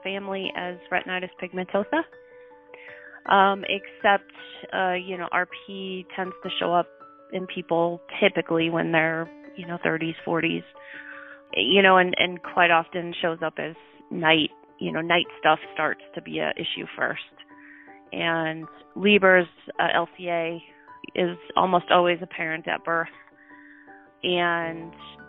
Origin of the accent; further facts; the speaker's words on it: Lincoln, Nebraska, United States; Grew up in Lincoln for the most part. First few years we lived in a little tiny town, but I was pretty young